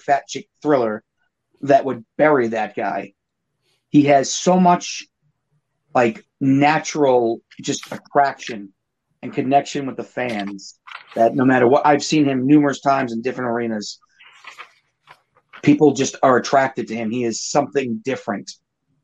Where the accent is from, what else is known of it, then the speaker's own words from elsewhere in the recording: Boston, Massachusetts, United States; I'm from Boston